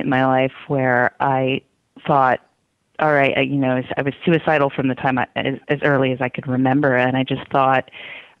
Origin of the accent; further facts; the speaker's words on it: Midwest, United States; I grew up in the Midwest in small towns